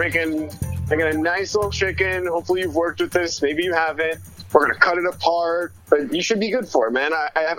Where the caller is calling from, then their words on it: Brooklyn, New York, United States; At the Pfizer building in Brooklyn.